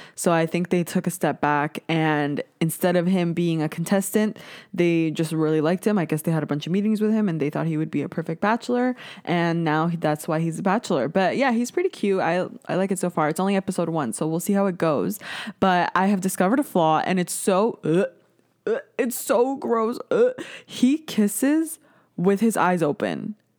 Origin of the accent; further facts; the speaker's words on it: Canada; I'm Canadian